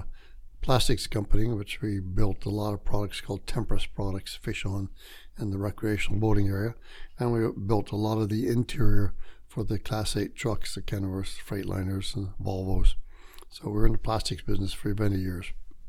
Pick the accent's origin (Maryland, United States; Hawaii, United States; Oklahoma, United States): Hawaii, United States; Honolulu; now in Tacoma, United States; I was born in Honolulu. So I spent a lot of time in the water and the islands.